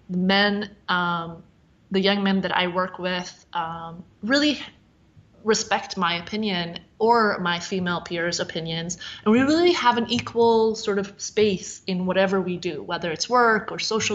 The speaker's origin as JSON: {"language": "English", "country": "Sweden", "tie": "born or raised there", "moved": "as an adult", "lives_now": "United States", "said": "I grew up in Sweden, so obviously like my experience is very different. But having come to the U.S. as a 20-year-old"}